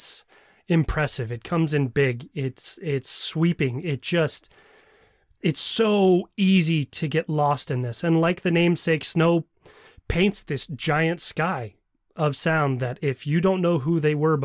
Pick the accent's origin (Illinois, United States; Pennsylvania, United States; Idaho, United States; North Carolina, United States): Idaho, United States; Boise; Boise, Idaho, my hometown